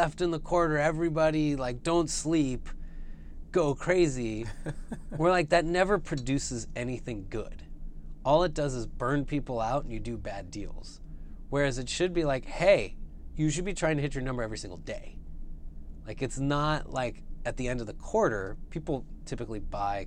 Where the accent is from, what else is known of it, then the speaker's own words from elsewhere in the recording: the Bay Area, California, United States; I grew up in the Bay Area.